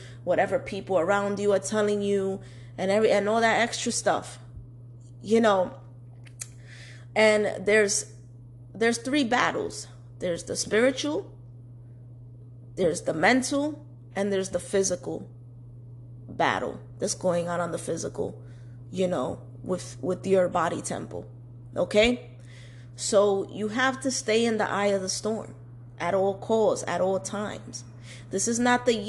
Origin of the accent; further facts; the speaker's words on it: New York City, New York, United States; I was born and raised in New York City, Manhattan, okay? You know, Washington Heights / Inwood